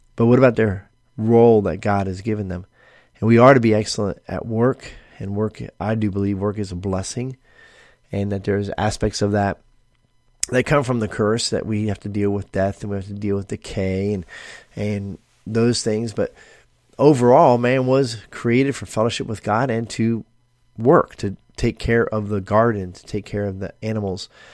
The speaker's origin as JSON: {"language": "English", "country": "United States", "said": "we as American Christians"}